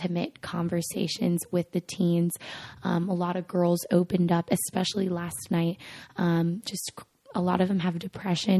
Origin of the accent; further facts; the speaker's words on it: Monterey Park, California, United States; I am from Monterey Park, California, which is a suburb right outside of Los Angeles